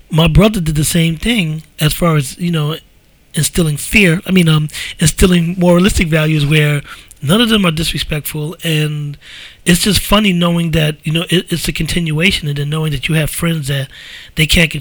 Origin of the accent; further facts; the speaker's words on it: New York City, New York, United States; we grew up in the Bronx